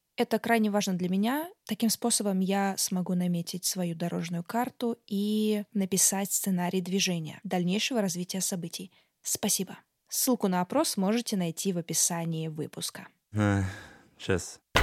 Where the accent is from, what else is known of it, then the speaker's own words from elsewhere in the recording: Tolyatti, Samara Oblast, Russia; moved away; Я сама э, родом из провинциального города, а, область Самарская